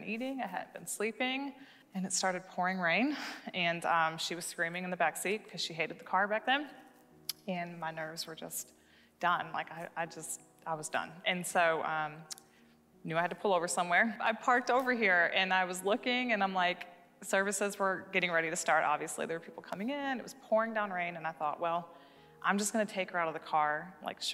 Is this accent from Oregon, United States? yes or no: no; Michigan, United States; moved away as an adult; now in Knoxville, United States; I'm from Michigan